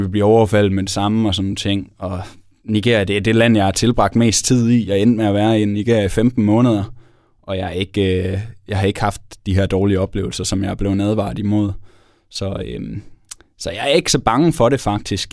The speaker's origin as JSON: {"language": "Danish", "country": "Denmark"}